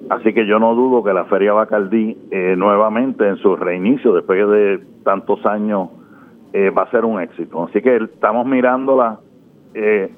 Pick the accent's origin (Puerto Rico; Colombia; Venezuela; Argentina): Puerto Rico; como somos los puertorriqueños